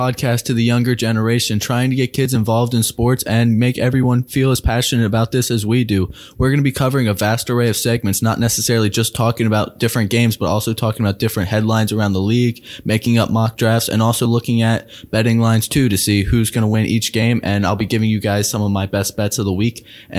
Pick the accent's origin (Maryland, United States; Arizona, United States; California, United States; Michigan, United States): Maryland, United States; Baltimore; moved away; I am from Baltimore, Maryland myself. I grew up playing baseball and basketball all of my life.